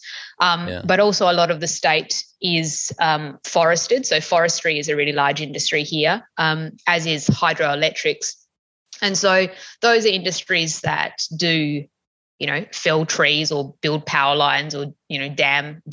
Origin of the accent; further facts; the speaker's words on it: Tasmania, Australia; growing up in Tassie